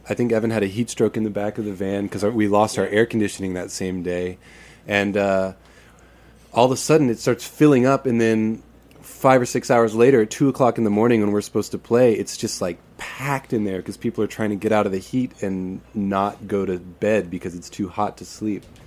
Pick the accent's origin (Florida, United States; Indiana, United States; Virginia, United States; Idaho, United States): Florida, United States; we're from Florida